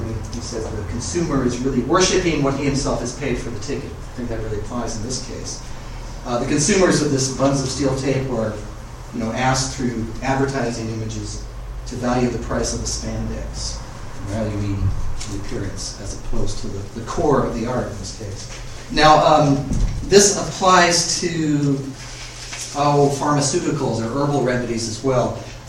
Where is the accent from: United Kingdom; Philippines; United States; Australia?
United Kingdom; accent: British; While I was in Canada, I was picked on quite a bit because I'm part Indian, you know, East Indian, not North American Indian, and because of my British accent.